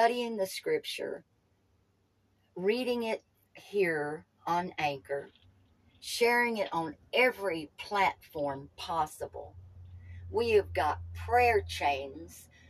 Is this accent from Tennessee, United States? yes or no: yes; Knoxville, Tennessee, United States; I was born in Knoxville, lived close to Nashville